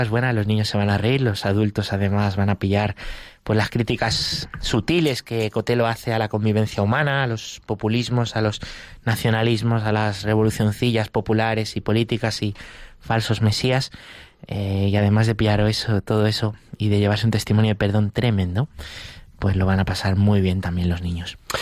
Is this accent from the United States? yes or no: no; Valdemoro, Community of Madrid, Spain; en Valdemoro, que es mi pueblo